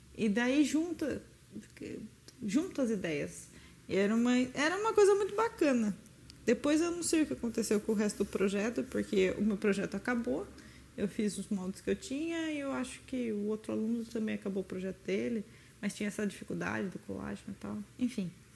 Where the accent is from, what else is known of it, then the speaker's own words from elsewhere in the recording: Itatiba, São Paulo, Brazil; eu nasci em Itatiba, na cidade do lado de Campinas. E naturalmente quem nasce no interior de São Paulo, próximo a Campinas, a tendência natural é querer entrar na Unicamp. Então, né, eu sempre molecona quis fazer Unicamp